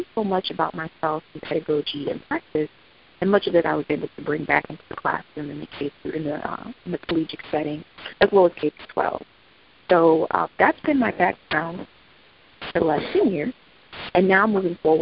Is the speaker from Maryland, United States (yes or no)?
yes; Prince George's County, Maryland, United States; I was in my hometown teaching eighth grade reading and reading English language arts in Prince George's County Public Schools